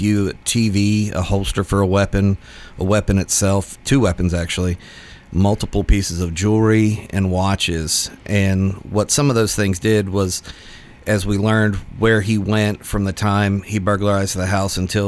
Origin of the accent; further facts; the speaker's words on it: Nashville, Tennessee, United States; also born or lived in Pittsburgh, Pennsylvania; I grew up in Nashville